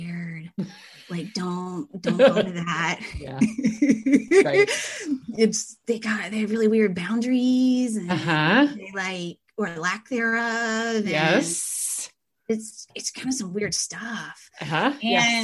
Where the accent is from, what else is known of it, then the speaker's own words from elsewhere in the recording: Pennsylvania, United States; moved away as an adult; I am from Pennsylvania